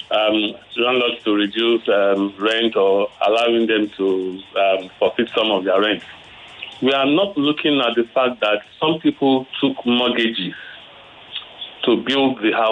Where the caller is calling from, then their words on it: Lekki, Lagos, Nigeria; I'm calling from Lekki.